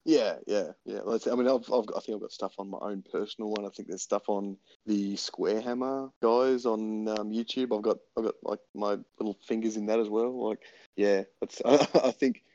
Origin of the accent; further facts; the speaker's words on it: Tasmania, Australia; I'm from Tasmania.